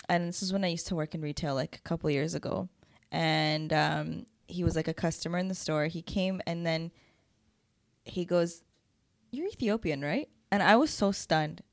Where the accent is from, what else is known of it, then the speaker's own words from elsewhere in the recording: Toronto, Ontario, Canada; I was born here